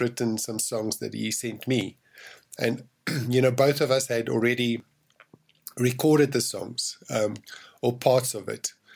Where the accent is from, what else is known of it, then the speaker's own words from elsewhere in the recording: South Africa; I'm from South Africa